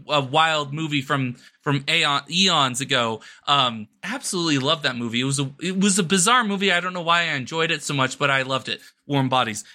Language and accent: English; Arizona, United States; now in New Mexico, United States; my home state of Arizona